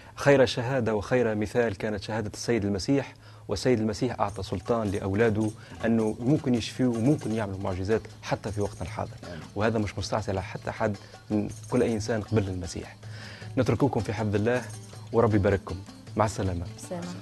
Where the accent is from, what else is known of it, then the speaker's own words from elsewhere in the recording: Tunisia; احنا ككنيسه تونسيه